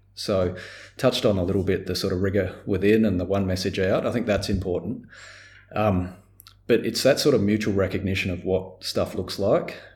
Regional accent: Australia; as an Australian

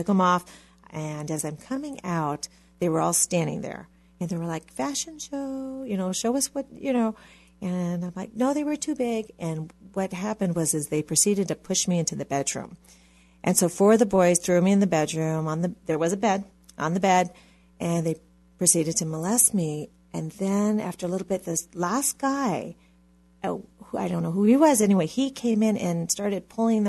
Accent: Hawaii, United States; I, like you said, grew up in Hawaii

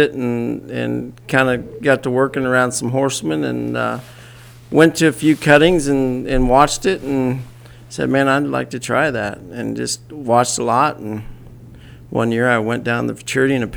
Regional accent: New Castle, Colorado, United States; On western Colorado, up by, I was raised in a town called Newcastle

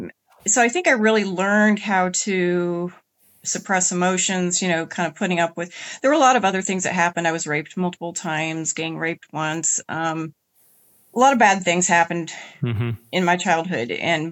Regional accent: Indiana, United States; In Indiana.

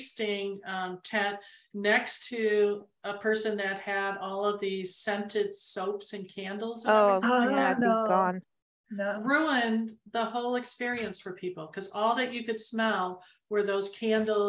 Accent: Arizona, United States; we're from Arizona.

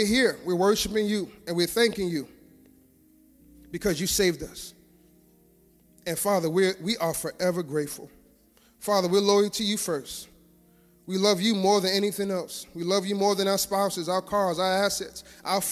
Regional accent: New York City, New York, United States; growing up in Brooklyn

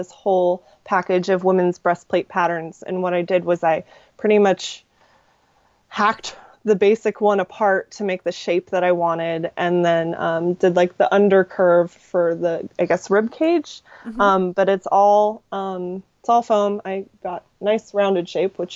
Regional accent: Redding, California, United States; I'm from Reading, and we have this, like, the world's largest working sundial as a bridge

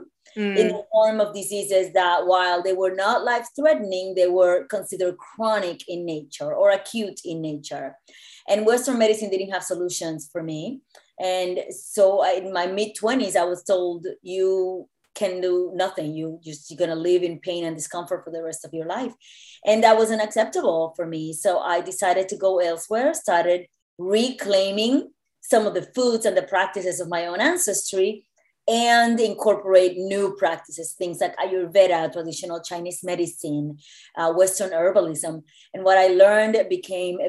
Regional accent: Puerto Rico; moved away as an adult; also born or lived in New York; I was born and raised in Puerto Rico

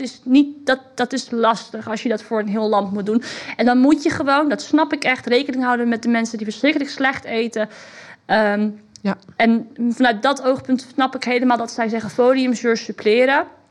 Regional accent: Netherlands; ik als Hollandse vrouw

